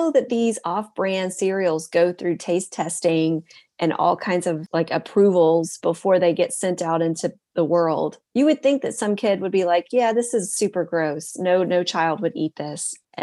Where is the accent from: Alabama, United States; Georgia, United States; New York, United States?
Georgia, United States; also born or lived in Noxapater, Mississippi; we moved from Mississippi to Georgia when I was 5